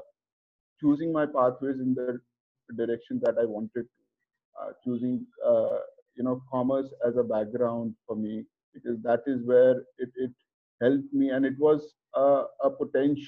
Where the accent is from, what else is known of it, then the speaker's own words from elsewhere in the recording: Kolkata, West Bengal, India; moved away as an adult; now in Mumbai, India; being born and brought up in Kolkata